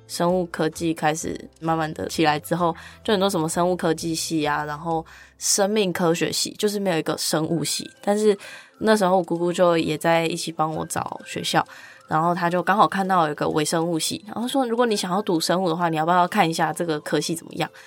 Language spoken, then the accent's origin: Chinese; Kaohsiung, Taiwan; moved away as an adult; now in Taipei, Taiwan; 因为我是高雄人，想要往北一点这样